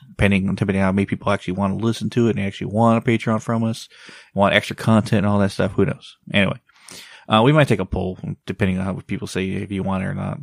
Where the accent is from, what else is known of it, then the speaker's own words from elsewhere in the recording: United States; also born or lived in Mexico; I grew up in America since I was a kid. I don't sound Mexican when you hear me talk, but I am a hundred, well, ninety-something percent Mexican.